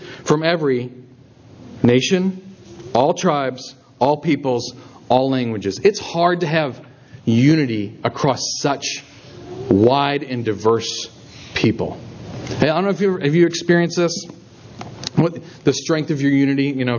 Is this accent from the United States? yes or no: yes; Minnesota, United States; And you go, oh, you're from Wisconsin. I'm from Minnesota. That's so great. Good Midwestern people, right?